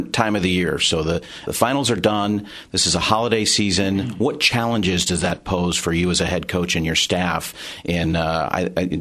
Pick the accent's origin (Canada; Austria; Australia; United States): United States; California; growing up in California